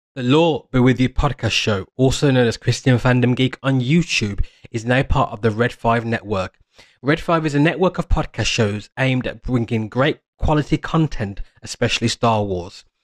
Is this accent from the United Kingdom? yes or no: yes; United Kingdom; I'm a Brit. So, as a Brit